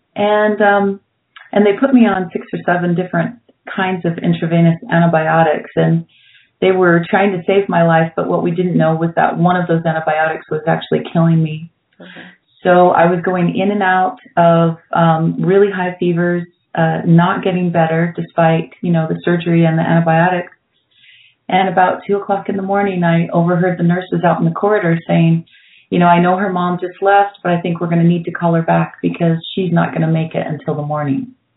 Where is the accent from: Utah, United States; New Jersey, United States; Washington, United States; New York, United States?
Utah, United States; Brigham City; moved away; also born or lived in Denver, Colorado; I grew up Catholic in Brigham City, Utah